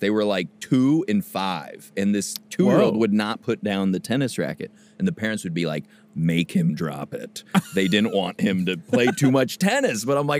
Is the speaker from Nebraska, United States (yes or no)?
yes; Omaha, Nebraska, United States; They're like, where are you from? I'm like, Omaha.